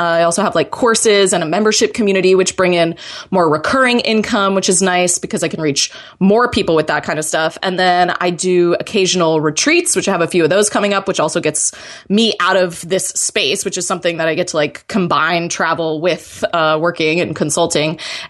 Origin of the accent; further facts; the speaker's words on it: Florida, United States; I'm originally from Florida, and then my brother and his wife moved down here in December